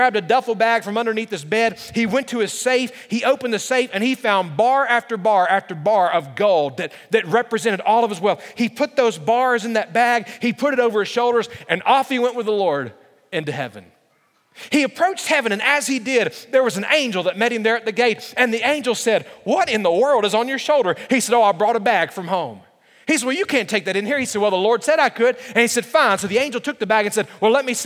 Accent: Montgomery, Alabama, United States; moved away as an adult; also born or lived in Nashville, Tennessee / Lynchburg, Virginia / Christiansburg, Virginia; My parents moved to Montgomery, Alabama when I was a year old, and there I was raised

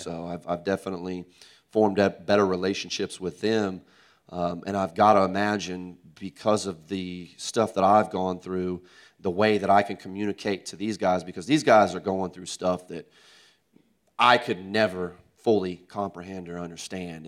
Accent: Tulsa, Oklahoma, United States; moved away as an adult; now in Oklahoma City, United States; I'm from Tulsa

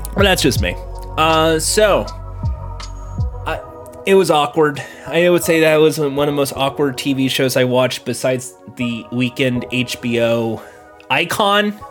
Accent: California, United States; I'm from California

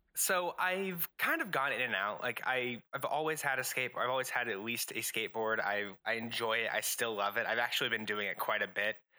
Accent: Albuquerque, New Mexico, United States; I'm originally from Albuquerque, New Mexico

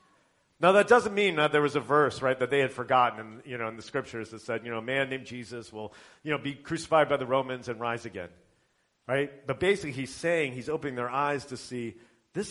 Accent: Indiana, United States; I'm from Indiana

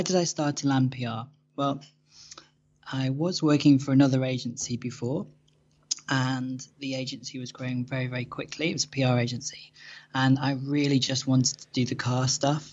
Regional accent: Cheshire, North West England, United Kingdom; I grew up in the Northwest in Cheshire.

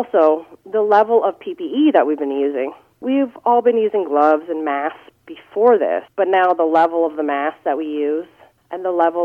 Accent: Belleville, Ontario, Canada; also born or lived in Kirkland Lake, Canada / Toronto, Canada; now in Cobourg, Canada; I grew up in Belleville

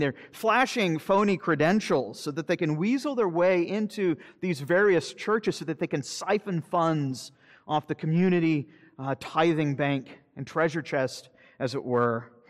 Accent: Florida, United States; I'm from Florida

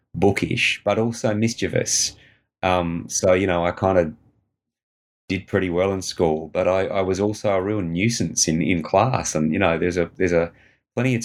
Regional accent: Perth, Western Australia, Australia; I grew up in Perth's foothills at a time when they really weren't that built up

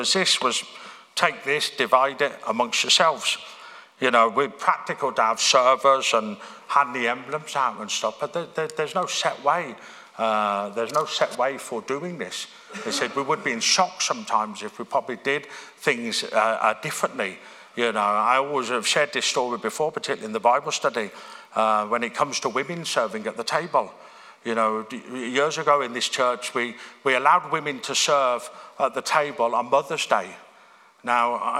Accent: Birmingham, West Midlands, United Kingdom; moved away; church I grew up in Birmingham

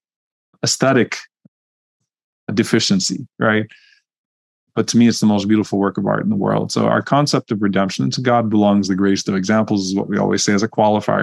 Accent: Louisiana, United States; I grew up in Louisiana

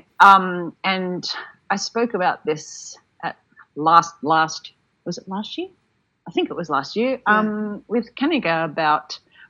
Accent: Sydney, New South Wales, Australia; at the time I was from Sydney, he was from Melbourne.

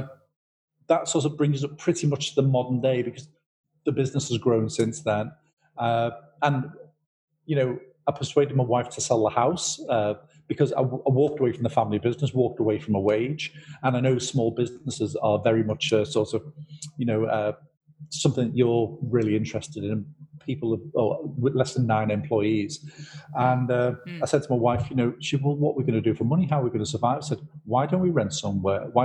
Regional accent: Liverpool, North West England, United Kingdom; We were raised in Liverpool

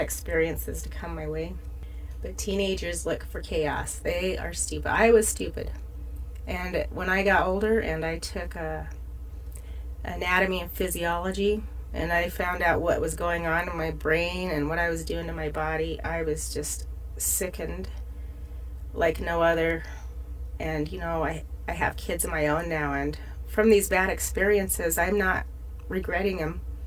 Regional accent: Price, Utah, United States; now in Salt Lake City, United States; my chaos began in Price, Utah, which is my way of saying I was born in Price.

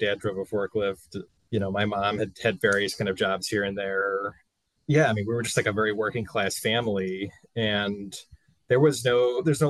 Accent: St. Louis, Missouri, United States; moved away as an adult; also born or lived in Kansas City / Evanston, Illinois; now in Chicago, United States; I grew up in St. Louis

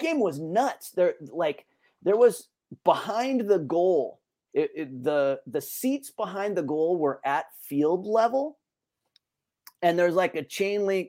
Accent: San Francisco Bay Area, Northern California, United States; moved away as an adult; also born or lived in Santa Cruz / Sonoma County / Napa Valley; now in San Diego, United States; I'm originally from Northern California, uh, kind of the San Francisco Bay Area, Santa Cruz coastal, but uh, Sonoma County also, Napa Valley for a little bit. So definitely spent the first, you know, 20 years or so of my life pretty close to that area

